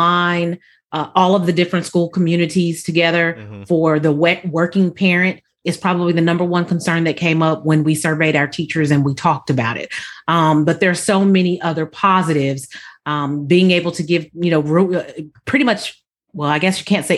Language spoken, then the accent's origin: English; Southern California, United States; moved away; I'm originally from Southern California, born and raised